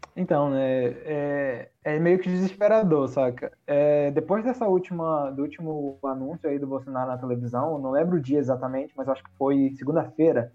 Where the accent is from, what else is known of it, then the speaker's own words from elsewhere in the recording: Brazil; moved away; eu, como brasileiro, assim, por mais que não viva no Brasil, tenho. Todos os meus amigos estão aí, a minha família toda está aí